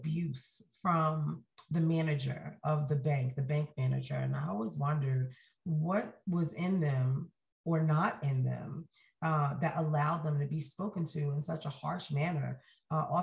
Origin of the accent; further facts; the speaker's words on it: Jersey City, New Jersey, United States; moved away as an adult; also born or lived in Atlanta; now in Utah, United States; I was born in Jersey City, New Jersey, which if you've ever heard me speak before, you know, is the most diverse city in all of the United States of America. And I was there my entire childhood